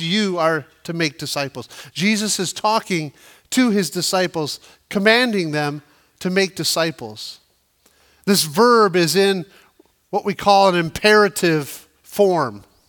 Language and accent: English; United States; we as the American church